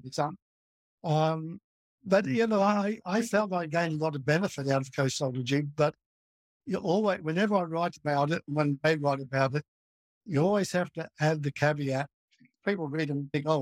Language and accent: English; Melbourne, Victoria, Australia; moved away; I grew up in Melbourne, which is 1,000 miles from where I am now.